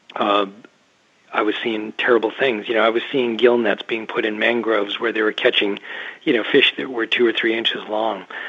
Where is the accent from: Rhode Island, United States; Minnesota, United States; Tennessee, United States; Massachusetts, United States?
Massachusetts, United States; moved away as an adult; now in Maine, United States; I grew up in Massachusetts uh, and I live on the coast of southern Maine now, not that far away from where I started